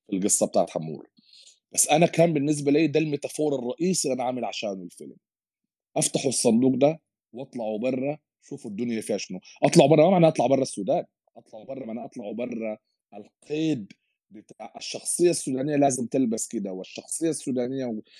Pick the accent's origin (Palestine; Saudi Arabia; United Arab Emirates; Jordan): United Arab Emirates; وبستمتع به من انا صغير يمكن اكيد لي علاقه بيت تربيت وين في الامارات وكده